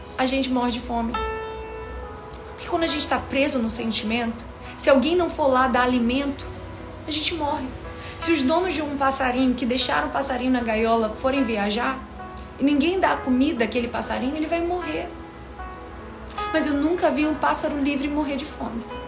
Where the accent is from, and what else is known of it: Brazil